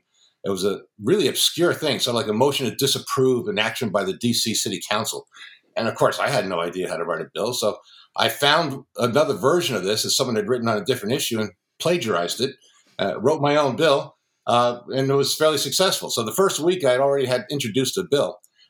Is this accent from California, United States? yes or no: no; Long Island, Suffolk County, New York, United States; I grew up on Long Island, out in Suffolk County, which people always forget that Long Island is a really long island. So it was 60 miles outside the city.